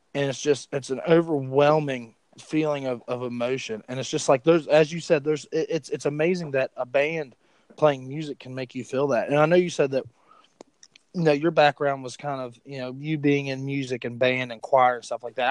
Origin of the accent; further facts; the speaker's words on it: West Virginia, United States; I'm from West Virginia.